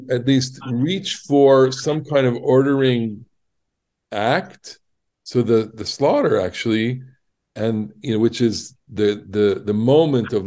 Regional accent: Ottawa, Ontario, Canada; Ottawa, my hometown.

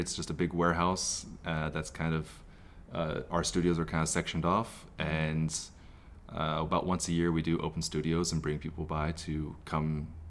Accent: Texas, United States; moved away as an adult; also born or lived in Colorado; now in Los Angeles, United States; Born in Colorado. I grew up in Texas.

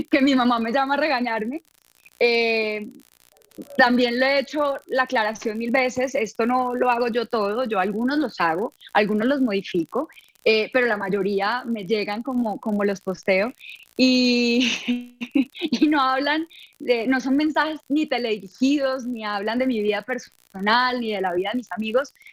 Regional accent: Bucaramanga, Santander, Colombia; now in Bogotá, Colombia; Eh, cuando yo salí de Bucaramanga, nadie daba un peso por mí. Eh, todo el mundo me decía, estás loca, que te vas a ir a Bogotá

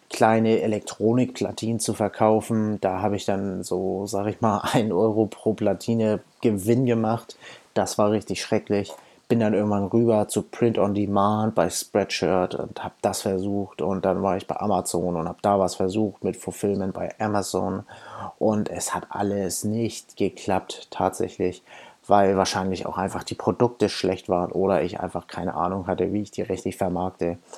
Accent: Hamburg, Germany; Ich komme aus Hamburg, bin 28 Jahre alt

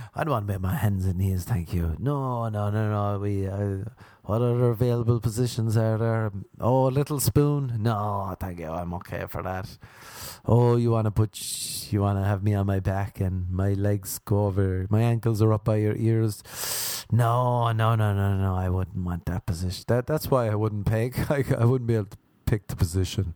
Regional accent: Ireland; accent: Irish; moved away; growing up in Ireland

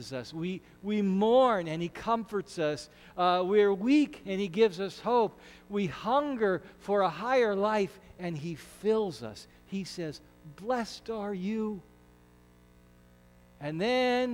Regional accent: Ashland, Nebraska, United States; We're both from Ashland, so we knew each other from Little League Baseball and high school band.

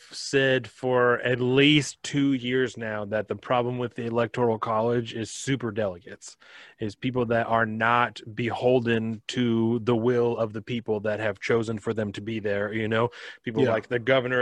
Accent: Washington, United States; we're from Washington

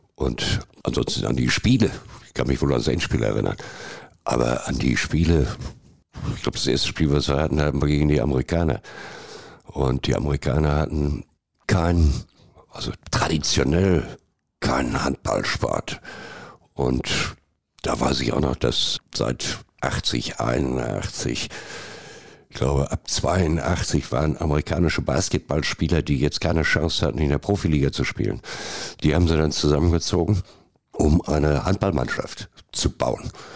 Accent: Dortmund, North Rhine-Westphalia, Germany; ich bin Dortmunder durch und durch

